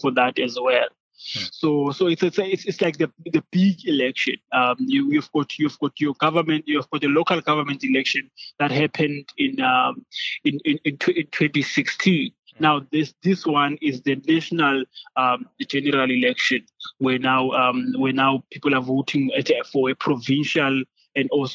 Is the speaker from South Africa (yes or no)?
yes; South Africa; now in Columbus, United States; I am currently living in Columbus. I'm South African